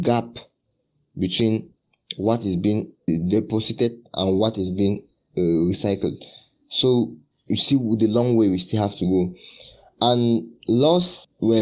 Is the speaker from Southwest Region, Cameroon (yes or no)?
no; Yaoundé, Centre, Cameroon; SOA Yaoundé, which is my hometown